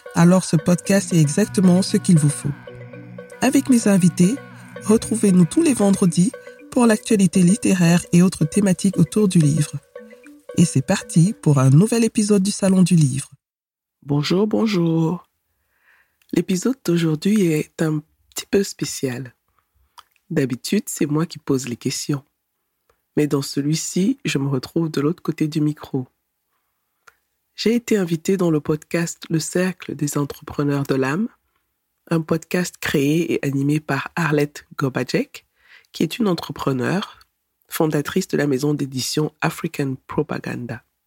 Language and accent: French; Cameroon; moved away as an adult; now in Berlin, Germany; Je suis camerounaise, d'origine camerounaise, de nationalité allemande. Je vis en, en Allemagne, à Berlin, où j'ai fait mes études en informatique technique